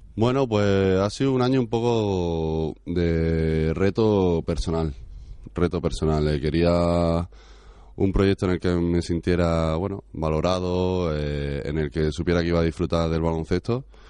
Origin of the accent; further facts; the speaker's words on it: Granada, Andalusia, Spain; moved away; Yo soy de Granada